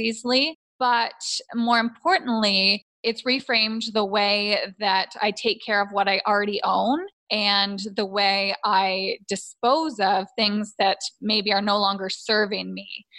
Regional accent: just outside of Toronto, Ontario, Canada; I grew up just outside of Toronto, Canada

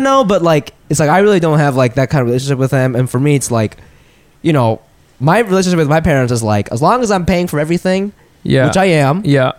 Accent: Japan; I'm like, first of all, I'm not from Tokyo, so I have no fucking idea what the fuck you're talking about. And it's like, Japan's a first world country.

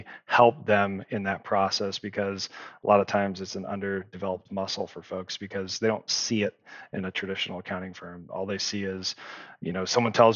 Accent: Nevada, United States; You might be a Nevadan like I am

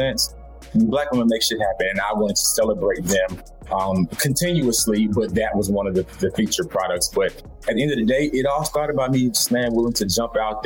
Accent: Atlanta, Georgia, United States; I'm from the South. I'm from Atlanta. My family's from the middle of Georgia, so they're from the country

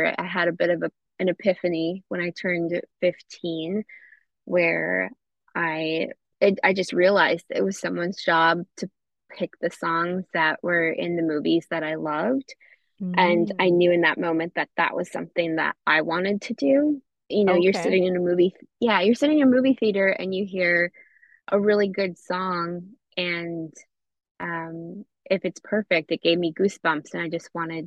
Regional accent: Northern Minnesota, United States; moved away as an adult; also born or lived in Twin Cities, Minnesota; now in Los Angeles, United States; I am from Northern Minnesota

